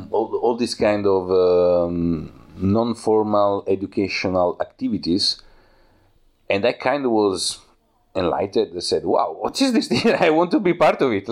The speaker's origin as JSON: {"language": "English", "country": "Italy", "second_language": "English", "moved": "as an adult", "lives_now": "Berlin, Germany", "said": "Uh, I come from Italy. I am a video maker and photographer"}